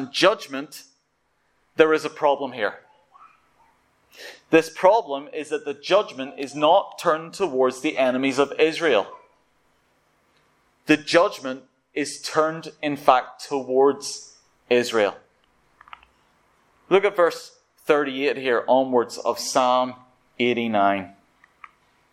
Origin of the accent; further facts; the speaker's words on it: Ballywalter, Northern Ireland, United Kingdom; moved away as an adult; now in London, United Kingdom; my hometown, Ballywalter